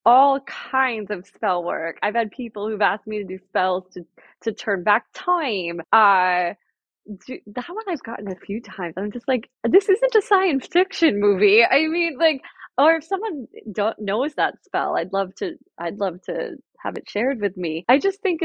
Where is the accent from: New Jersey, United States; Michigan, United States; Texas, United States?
New Jersey, United States; Jersey Shore; I grew up on the Jersey Shore